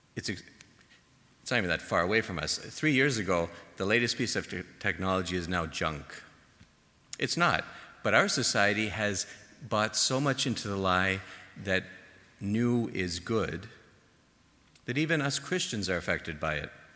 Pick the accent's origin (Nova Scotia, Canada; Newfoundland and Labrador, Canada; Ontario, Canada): Ontario, Canada; Toronto; moved away; my home in Toronto